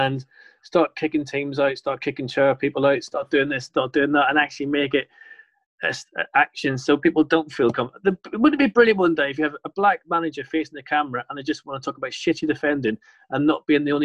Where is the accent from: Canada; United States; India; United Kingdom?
United Kingdom; London; also born or lived in Belfast; I grew up in Notting Hill in the council estate when I moved from Belfast